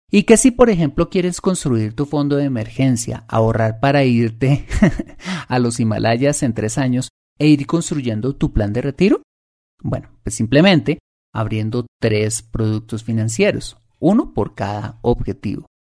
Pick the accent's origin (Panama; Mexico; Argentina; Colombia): Colombia